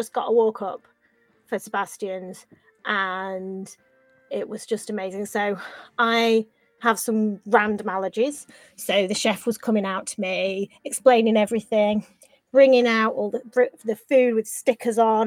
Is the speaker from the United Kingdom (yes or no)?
yes; United Kingdom; we're British